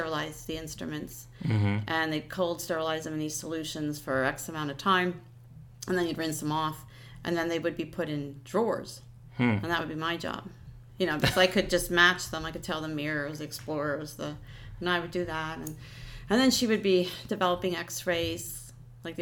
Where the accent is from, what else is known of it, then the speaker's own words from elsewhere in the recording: Lehighton, Pennsylvania, United States; also born or lived in Hellertown, Pennsylvania; I grew up in Lehighton, which is a small town like Hellertown.